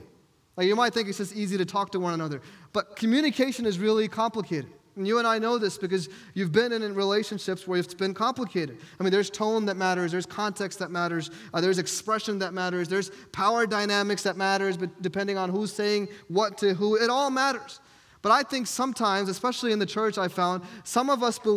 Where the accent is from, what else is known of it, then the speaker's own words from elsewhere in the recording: New York, United States; moved away; I'm from New York, and I would always say, hey, I'm from New York. We tell it how it is